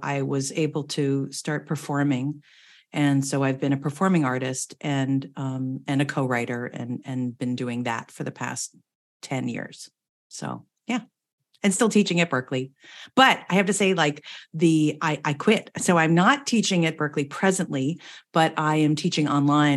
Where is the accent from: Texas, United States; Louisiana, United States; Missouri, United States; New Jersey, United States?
New Jersey, United States; now in Boston, United States; I'm born and raised in New Jersey